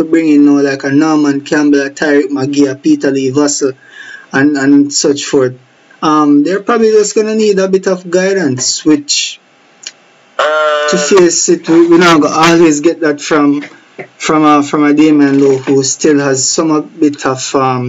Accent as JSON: {"language": "English", "country": "Jamaica", "said": "us as the Jamaican public"}